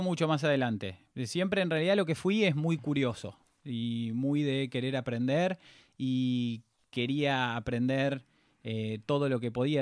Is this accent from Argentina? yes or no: yes; Pilar, Buenos Aires Province, Argentina; yo nací en Pilar, provincia de Buenos Aires, antes de que Pilar fuese Pilar